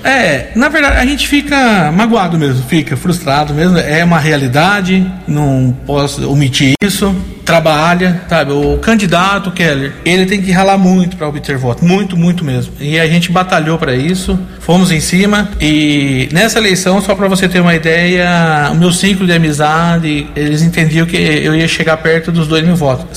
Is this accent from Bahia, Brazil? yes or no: no; Americana, São Paulo, Brazil; Sou natural de Americana, 47 anos.